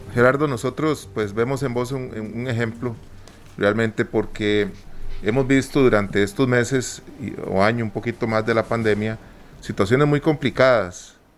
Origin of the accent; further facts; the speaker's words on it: Costa Rica; somos ticos